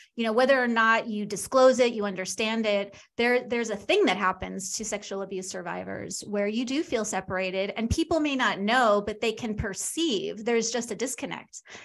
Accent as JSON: {"language": "English", "area": "Long Island", "region": "New York", "country": "United States", "tie": "born or raised there", "moved": "yes", "lives_now": "Kansas City, United States", "said": "I'm from New York, but I live in Kansas City."}